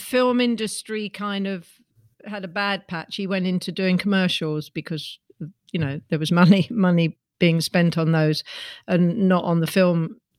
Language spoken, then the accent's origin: English; London, United Kingdom; I grew up in, well, a suburb. I grew up in Neasden.